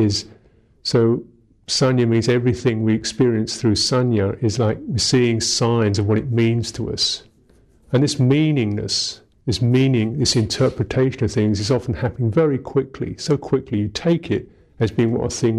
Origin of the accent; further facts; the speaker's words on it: London, United Kingdom; I'm English, I am 48, I was born in London